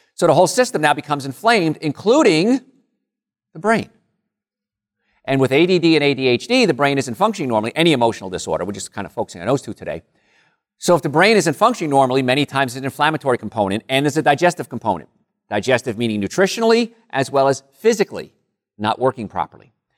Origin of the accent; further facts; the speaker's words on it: Rutherford, New Jersey, United States; moved away; I grew up in a, a place called Call Studies, Rutherford area